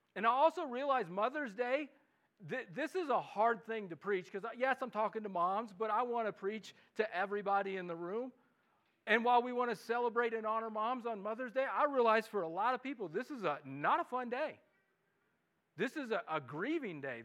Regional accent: Midwest, United States; accent: Midwestern; now in Los Alamos, United States; my Midwestern English accent

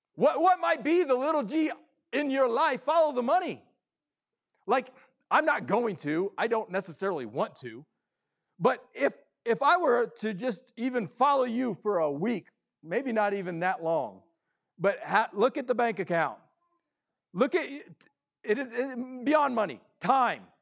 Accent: Midwest, United States; I come from the Midwest sports area

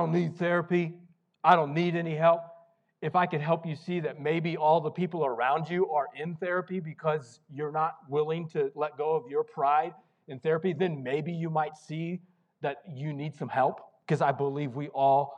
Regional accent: Missouri, United States; the small town I grew up in Missouri

